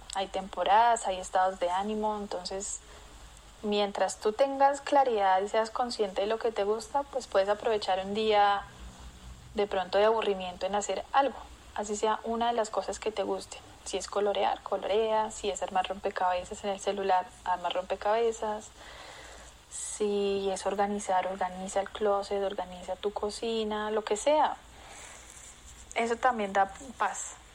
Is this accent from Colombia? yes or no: yes; Colombia; also born or lived in Brazil; aquí en Colombia